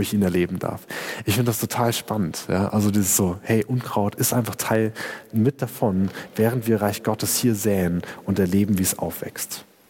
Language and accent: German; Germany; ich als Deutscher